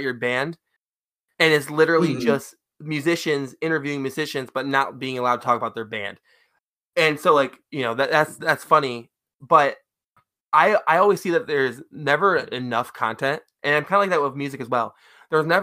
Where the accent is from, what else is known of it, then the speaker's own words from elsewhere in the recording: Lansing, Michigan, United States; I am from Lansing